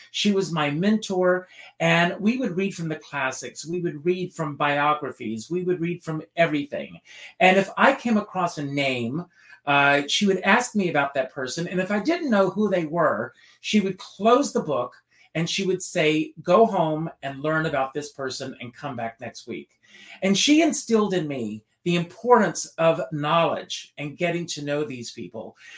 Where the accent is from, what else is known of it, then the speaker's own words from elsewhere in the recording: Conway, South Carolina, United States; Even as a little boy, growing up in Conway, South Carolina